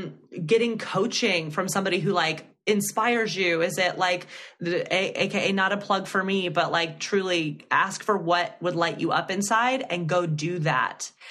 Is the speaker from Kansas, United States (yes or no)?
no; Alabama, United States; now in New York, United States; growing up in Alabama